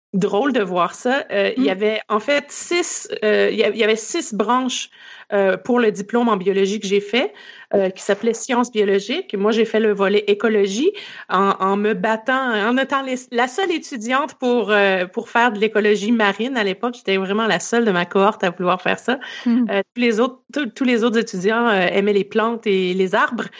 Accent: Quebec, Canada; moved away as an adult; also born or lived in Vancouver, Canada; vous allez l'entendre à mon accent. Je suis née au Québec et j'ai grandi au Québec.

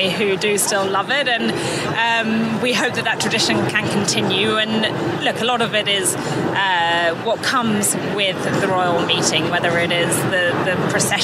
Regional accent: England, United Kingdom; We're English

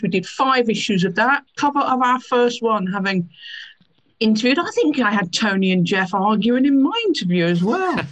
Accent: Peterborough, East of England, United Kingdom; moved away; Growing up in Peterborough

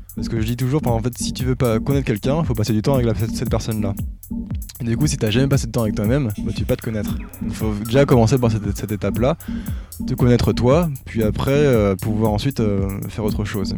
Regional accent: Brest, Brittany, France; moved away as an adult; also born or lived in Lyon / Zurich; now in Saclay, France; j'ai grandi en Bretagne. Euh, côté de Brest plus précisément

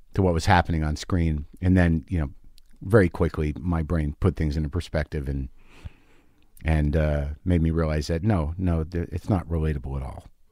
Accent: Albuquerque, New Mexico, United States; moved away; my home state of Albuquerque

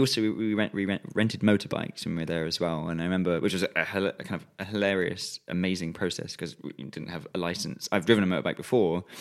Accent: England, United Kingdom

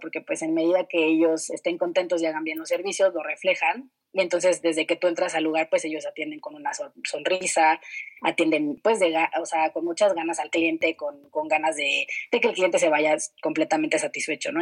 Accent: Mexico City, Mexico; moved away as an adult; Yo pues nací y crecí en la Ciudad de México

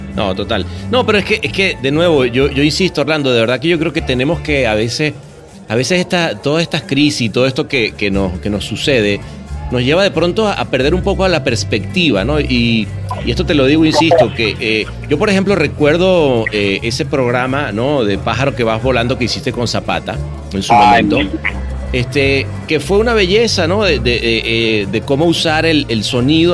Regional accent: Caracas, Capital District, Venezuela; yo crecí en la Universidad Central de Venezuela. El aula magna ah, fue, ¿sabes? Fue como mi segunda casa

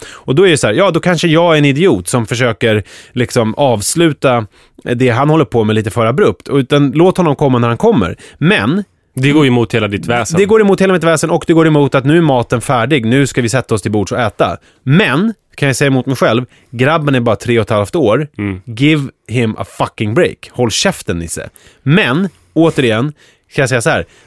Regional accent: Skogås, Stockholm County, Sweden; jag är uppväxt i Skogås

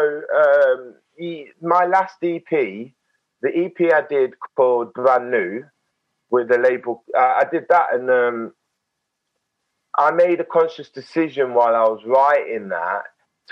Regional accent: Nottingham, East Midlands, United Kingdom; born or raised there; also born or lived in Beeston; now in London, United Kingdom

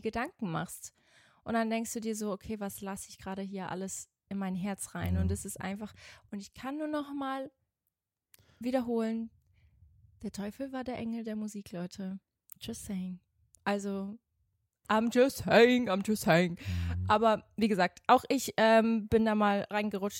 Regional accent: Switzerland; moved away; Ich bin ja in der Schweiz zur Schule gegangen

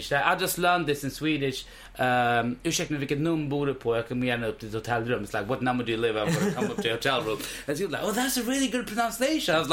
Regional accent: India; as an Indian. I was like, uh, in India, we say a good sale is a happy sale.

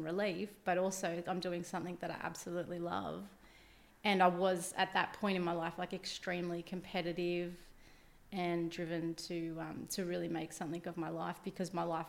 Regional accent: Shellharbour, New South Wales, Australia; moved away as an adult; also born or lived in Wollongong / Gold Coast; I grew up in Shell Harbour, went to Shell Harbour Public School when I was, when I was a kid. And then I went to Smith Hill High School here in Wollongong

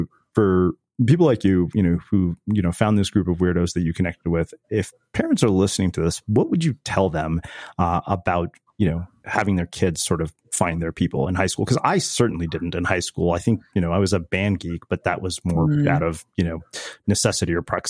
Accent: Riverside, California, United States; I mean, I grew up in Southern California as well. So, you know, I know it well, but I'm from Riverside, which, you know, people in Orange County basically consider the ghetto

